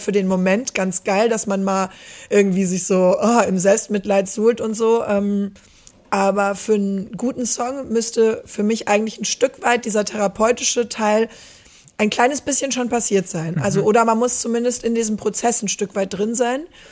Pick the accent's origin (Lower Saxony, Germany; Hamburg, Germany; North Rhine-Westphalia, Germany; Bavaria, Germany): North Rhine-Westphalia, Germany; Stromberg; also born or lived in Netherlands / Beckum; ich komme hier aus der Ecke, aus Stromberg.